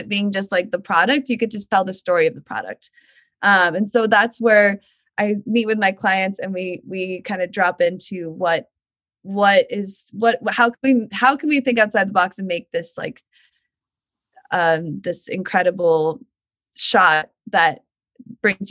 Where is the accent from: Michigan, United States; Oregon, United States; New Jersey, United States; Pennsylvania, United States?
Oregon, United States; Portland; now in Northern California, United States; I grew up in Portland, Oregon